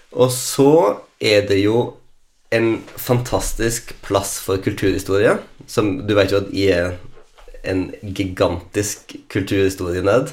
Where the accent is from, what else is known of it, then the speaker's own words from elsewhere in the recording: Lærdal, Vestland, Norway; jeg liksom hadde heimplassen min her